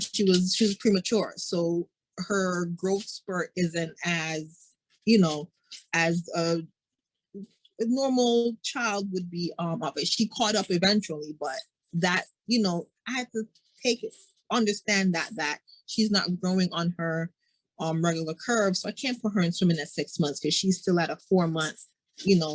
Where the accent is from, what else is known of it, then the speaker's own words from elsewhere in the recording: Jamaica; I'm Jamaican